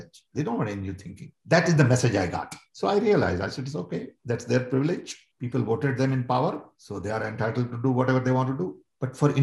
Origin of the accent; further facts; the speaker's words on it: India; I'm Indian